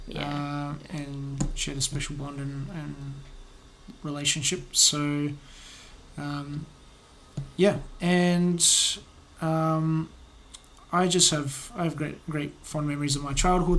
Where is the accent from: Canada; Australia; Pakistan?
Australia; Adelaide, South Australia; also born or lived in Cieszyn, Poland; grew up here in South Australia, here in Adelaide